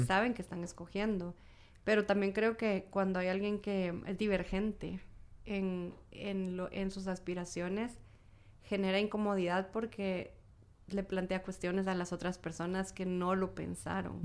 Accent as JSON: {"language": "Spanish", "country": "Guatemala", "said": "como guatemaltecos, guatemaltecas"}